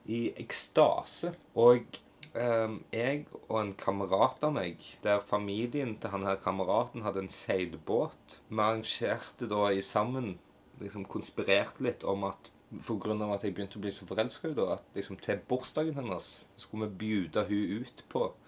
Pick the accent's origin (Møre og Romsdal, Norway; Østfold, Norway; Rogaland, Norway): Rogaland, Norway; Hillevåg; jeg òg kommer tilbake igjen her til Hillevåg, ja. til min hjemby